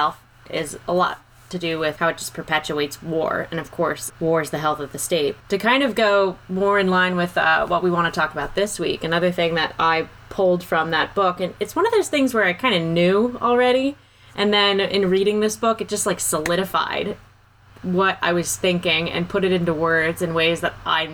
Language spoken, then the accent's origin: English; Maryland, United States; we're from Maryland.